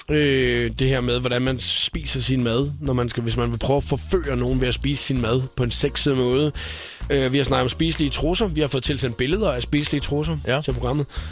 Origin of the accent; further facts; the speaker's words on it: Svendborg and Faaborg area, Southern Denmark, Denmark; nede, hvor jeg kommer fra, i Svendborg og Fåborg-området